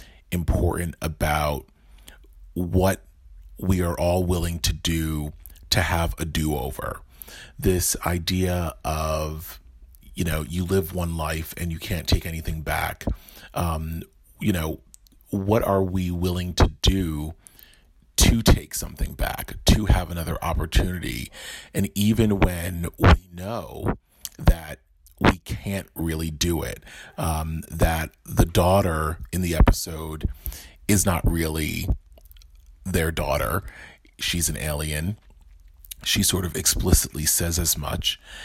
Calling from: New Jersey, United States; I'm calling in from New Jersey

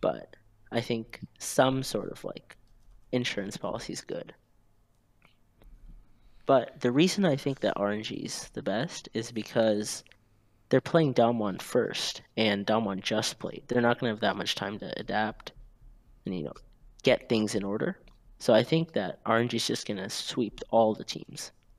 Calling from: Gainesville, Florida, United States; Gainesville, Florida. Go Gators.

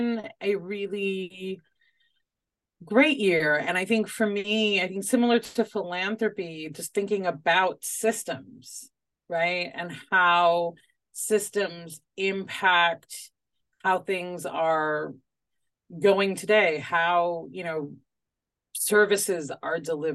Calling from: Chicago, Illinois, United States; calling in from the great city of Chicago

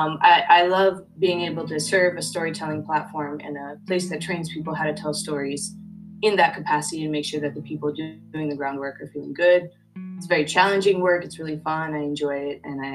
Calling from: Oakland, California, United States; I am tuning in from Ohlone land, which is colonially known as Oakland, California.

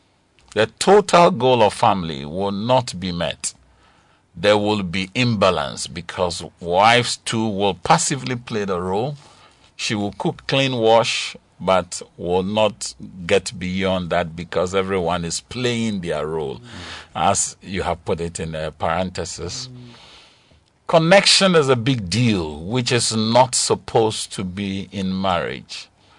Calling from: Kpong, Eastern Region, Ghana; from Kpong.

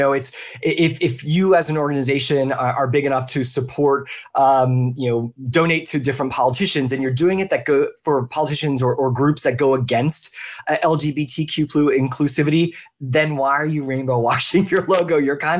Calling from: Orlando, Florida, United States; I am in sunny Orlando, Florida, at least sunny for now until we get our 3 o'clock rain shower.

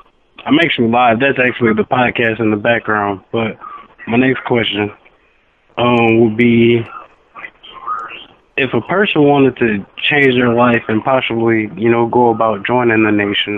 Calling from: Chattanooga, Tennessee, United States; I'm calling from Tennessee, Chattanooga.

